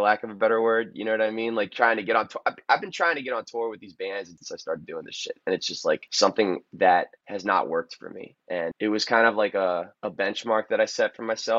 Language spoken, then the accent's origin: English; Annapolis, Maryland, United States; downtown Annapolis, which is the city I'm from.